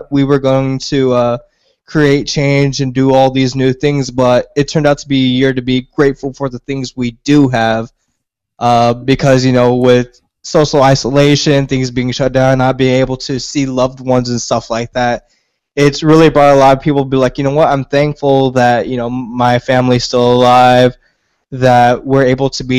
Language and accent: English; South Texas, United States; I'm from South Texas